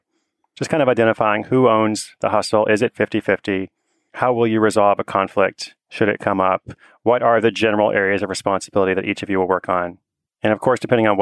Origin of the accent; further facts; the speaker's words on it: Portland, Oregon, United States; I'm back in my hometown of Portland, Oregon